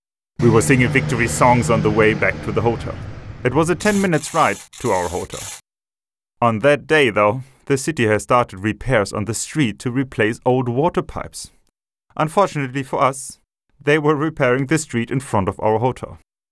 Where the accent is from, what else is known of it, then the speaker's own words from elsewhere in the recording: Thessaloniki, Central Macedonia, Greece; I'm 19 years old. I'm from Thessaloniki.